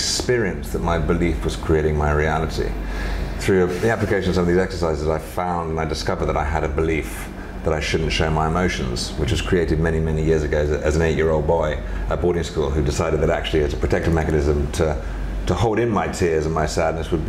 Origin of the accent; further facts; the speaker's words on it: London, United Kingdom; I grew up in England and London